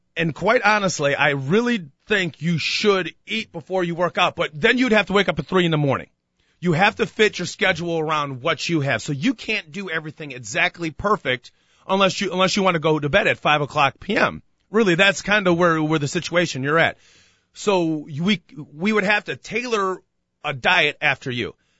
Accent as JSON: {"language": "English", "country": "United States", "said": "we, the American people"}